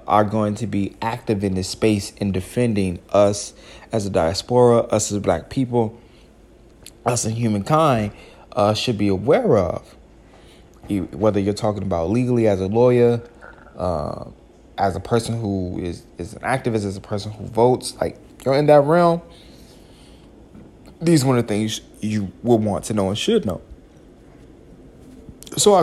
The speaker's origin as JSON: {"language": "English", "town": "Chicago", "region": "Illinois", "country": "United States", "said": "I am a Chicagoan."}